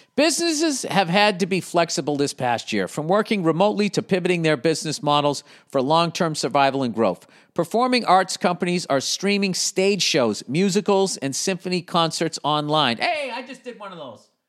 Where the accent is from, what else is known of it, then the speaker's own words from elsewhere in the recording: United States; I'm an American, man. USA, baby